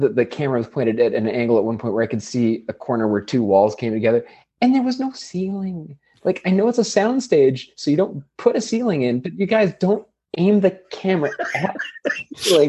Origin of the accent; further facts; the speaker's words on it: California, United States; I'm from California.